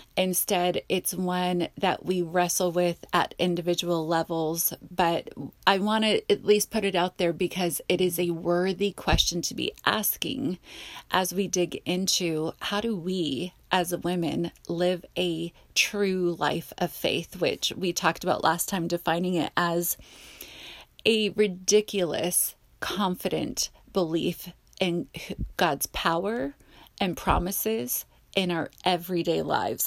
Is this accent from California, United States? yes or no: yes; Simi Valley, California, United States; accent: Valley Girl; I grew up in the Valley